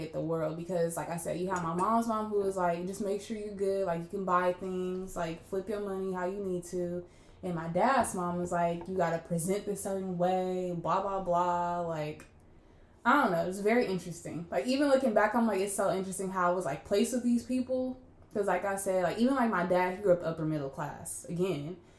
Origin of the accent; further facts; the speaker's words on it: Inglewood, California, United States; also born or lived in San Diego; I grew up in Inglewood where, like, I feel like I grew up in, like, a black bubble.